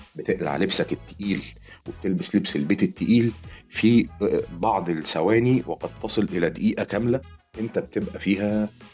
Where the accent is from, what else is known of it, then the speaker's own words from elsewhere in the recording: Egypt; احنا كمصريين